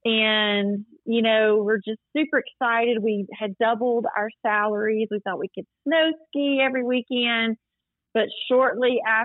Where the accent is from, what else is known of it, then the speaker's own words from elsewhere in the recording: Springhill, Louisiana, United States; also born or lived in El Dorado, Arkansas; now in Minden, United States; I'm actually originally from Spring Hill, Louisiana, but I lived in El Dorado for about 8 years. And it's just about an hour away, maybe an hour and 15 minutes, so not far.